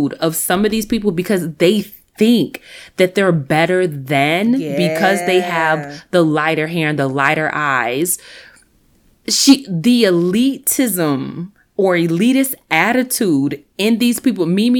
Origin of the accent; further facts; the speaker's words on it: United States; as an American